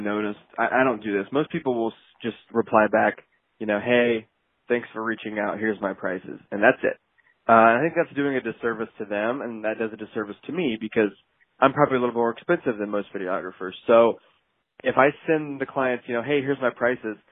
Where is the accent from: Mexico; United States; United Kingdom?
United States; Ohio; also born or lived in Los Angeles, California; I'm from Ohio